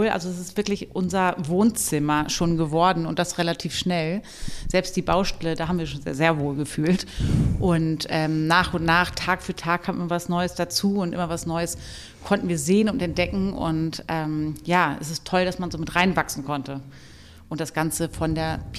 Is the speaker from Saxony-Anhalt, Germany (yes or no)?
no; Lower Saxony, Germany; now in Hamburg, Germany; ich komme ursprünglich aus dem Landkreis Hannover